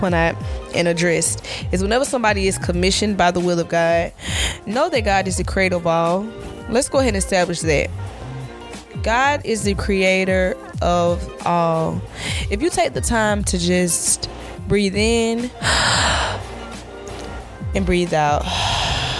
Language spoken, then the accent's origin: English; Southwest Georgia, United States; I'm from Southwest Georgia.